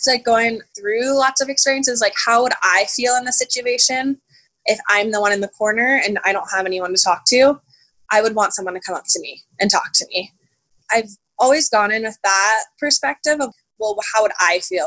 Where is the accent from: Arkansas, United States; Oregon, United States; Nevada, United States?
Nevada, United States; Las Vegas; I'm from Las Vegas, so it's a big city, but it's also a pretty small town when it comes to knowing people